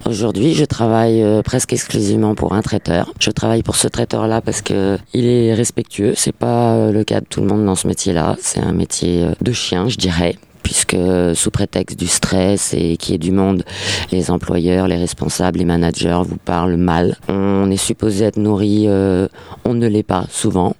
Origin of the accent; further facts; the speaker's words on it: Paris, Île-de-France, France; moved away as an adult; Je suis né et j'ai toujours vécu à Paris